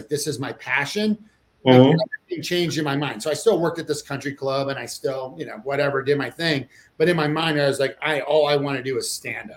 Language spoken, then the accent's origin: English; Maryland, United States; I'm actually from Maryland too, which is just ironically, like, my first restaurant job was at the Jerry Subs and Pizza in the Columbia Mall when I was 14 years old